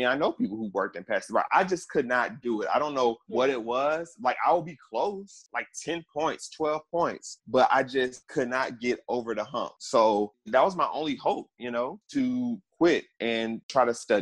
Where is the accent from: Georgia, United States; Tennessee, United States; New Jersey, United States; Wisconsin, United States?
Tennessee, United States; Memphis; also born or lived in Washington, D.C. / Maryland; I had to come back home. I'm from Memphis.